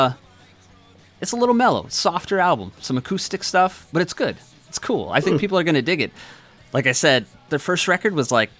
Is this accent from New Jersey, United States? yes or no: no; Wisconsin, United States; accent: Minnesota; I'm from Wisconsin